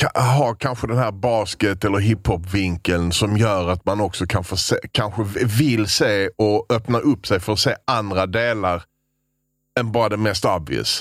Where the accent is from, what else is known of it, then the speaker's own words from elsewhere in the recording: Sweden; Vi sa vi var från Sverige